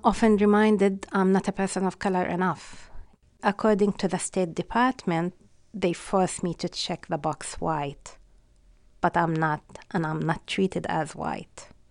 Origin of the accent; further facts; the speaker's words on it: Palestine; English is a second language; moved away as an adult; now in Western Massachusetts, United States; being Palestinian means I don't belong to any of the most known ethnic groups in this country